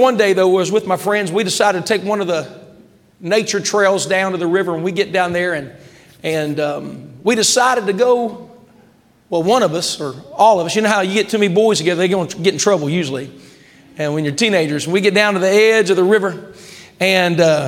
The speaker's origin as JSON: {"language": "English", "town": "Glen Ferris", "region": "West Virginia", "country": "United States", "tie": "born or raised there", "moved": "yes", "lives_now": "Zanesville, United States", "said": "Growing up in West Virginia meant a lot of mountain streams, rivers, and lakes. I grew up right next to a river."}